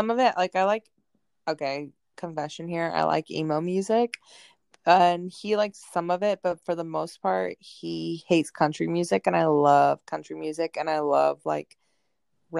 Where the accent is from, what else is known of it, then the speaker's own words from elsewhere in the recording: North Carolina, United States; I come from North Carolina